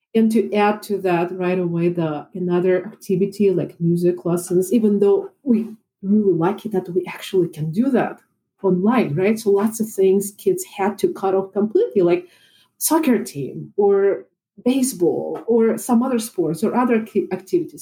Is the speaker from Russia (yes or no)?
yes; Russia; moved away as an adult; also born or lived in Moscow; now in Chicago, United States; I was born in Russia. And I graduated from Moscow Conservatory playing violin and piano